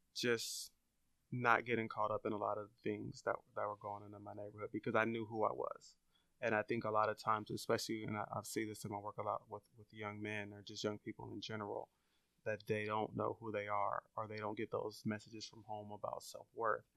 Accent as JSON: {"language": "English", "town": "Long Beach", "region": "California", "country": "United States", "tie": "born or raised there", "said": "I grew up in Long Beach"}